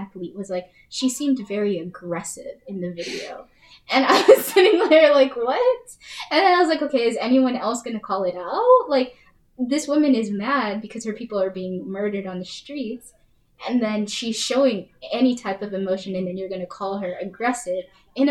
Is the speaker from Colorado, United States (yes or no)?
yes; Colorado, United States; moved away; I'm from Colorado